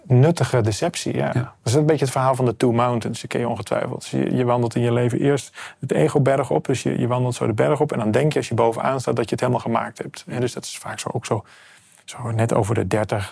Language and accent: Dutch; Amsterdam, North Holland, Netherlands; Ik kom uit Amsterdam, ik woon op een boot